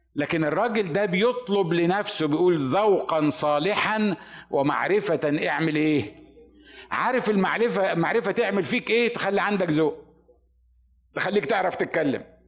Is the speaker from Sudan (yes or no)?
no; Upper Egypt, Egypt; moved away as an adult; انا الوحيد اللي من الصعيد